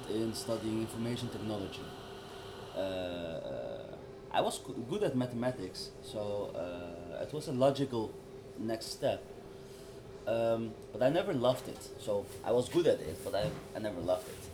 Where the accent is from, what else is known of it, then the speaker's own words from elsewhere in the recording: Amsterdam, North Holland, Netherlands; I always said the Koninklijke Buurt in Amsterdam